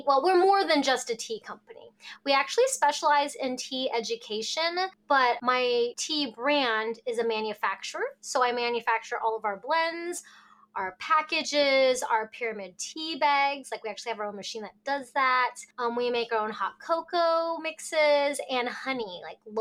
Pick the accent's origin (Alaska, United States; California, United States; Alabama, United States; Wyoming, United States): Alaska, United States; also born or lived in Hong Kong; we moved to Alaska when I was a baby.